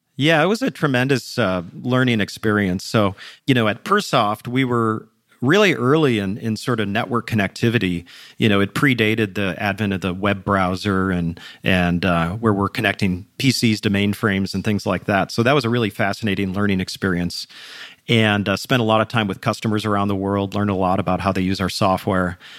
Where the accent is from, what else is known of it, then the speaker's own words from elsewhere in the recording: Minneapolis, Minnesota, United States; I grew up in the suburbs of Minneapolis